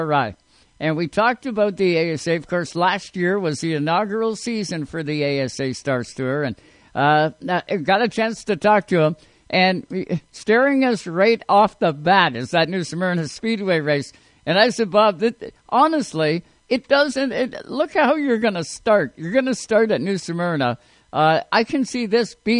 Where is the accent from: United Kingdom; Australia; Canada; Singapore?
Canada; As a Canadian race fan